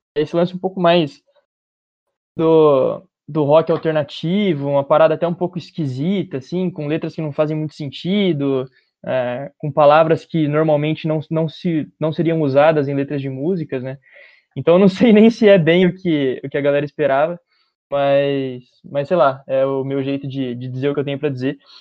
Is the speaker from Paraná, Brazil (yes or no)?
no; Bauru, São Paulo, Brazil; Eu sou de Bauru, uma cidade do interior de São Paulo, nascido e vivi a minha vida, minha curta vida até agora, inteira aqui